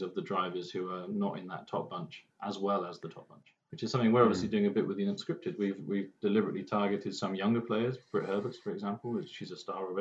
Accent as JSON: {"language": "English", "region": "England", "country": "United Kingdom", "said": "as an Englishman"}